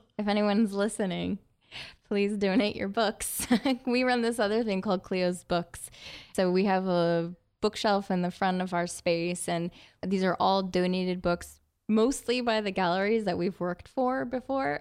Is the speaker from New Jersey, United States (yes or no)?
yes; northwest New Jersey, United States; also born or lived in Ohio; moved back home with my mom in New Jersey